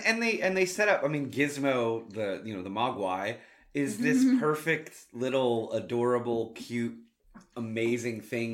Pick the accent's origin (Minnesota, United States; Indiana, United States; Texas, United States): Texas, United States; Plano; And I grew up in Plano.